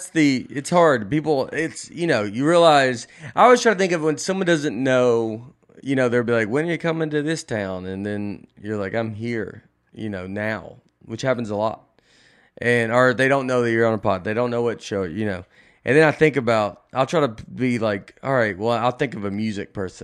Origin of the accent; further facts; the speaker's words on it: Tennessee, United States; I'm just an old Tennessean, and I go, I am too.